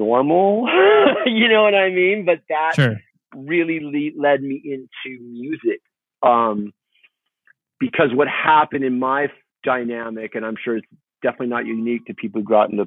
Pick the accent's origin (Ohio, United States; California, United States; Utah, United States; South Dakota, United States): California, United States; Huntington Beach; also born or lived in Fountain Valley; born and raised in Huntington Beach and Fountain Valley